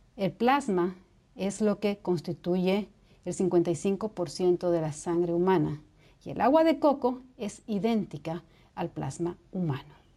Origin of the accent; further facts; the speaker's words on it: Bolivia; Bolivia, que es de donde soy